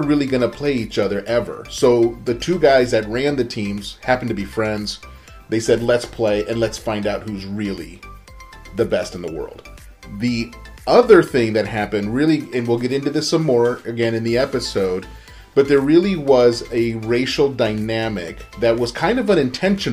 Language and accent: English; Southern California, United States; since I was a little kid growing up in Southern California during the Magic Johnson Showtime days